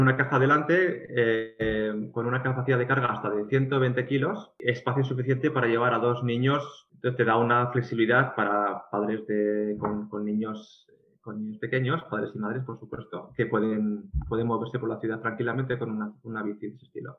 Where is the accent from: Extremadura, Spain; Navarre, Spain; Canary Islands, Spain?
Navarre, Spain; Pamplona; now in Oslo, Norway; en Pamplona, que es de donde vengo